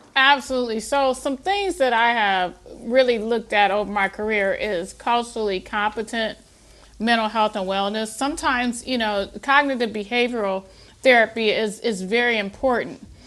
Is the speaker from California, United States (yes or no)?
no; Toledo, Ohio, United States; I born and raised in Toledo, Ohio